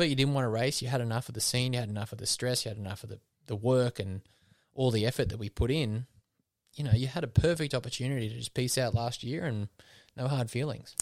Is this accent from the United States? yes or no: no; Wollongong, New South Wales, Australia; my hometown